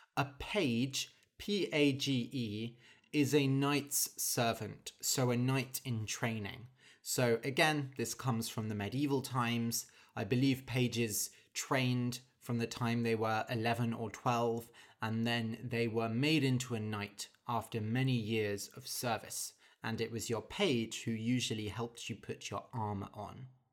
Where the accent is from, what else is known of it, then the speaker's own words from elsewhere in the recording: United Kingdom; as a British person